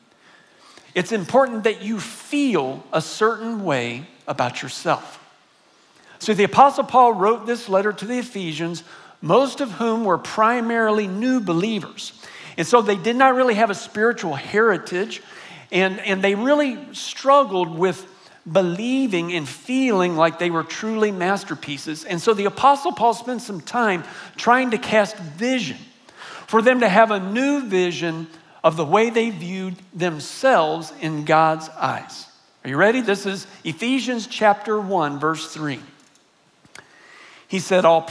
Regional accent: San Antonio, Texas, United States; I grew up here in San Antonio. I'm a graduate of John Marshall High School

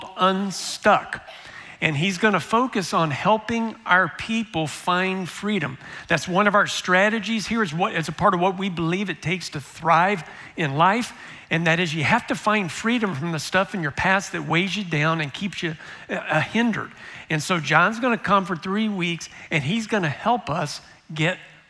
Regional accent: United States; am I just a Christian because I grew up in the United States

